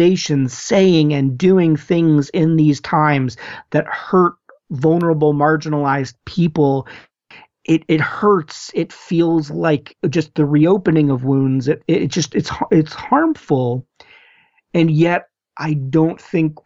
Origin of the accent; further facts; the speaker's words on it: United States; as Americans, but also as American Christians